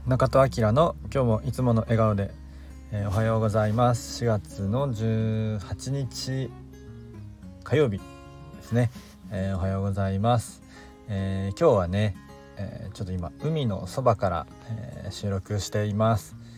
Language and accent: Japanese; Kobe, Hyogo, Japan; also born or lived in Shonan / Okinawa; now in Miyagi, Japan; 出身は神戸市なんですけど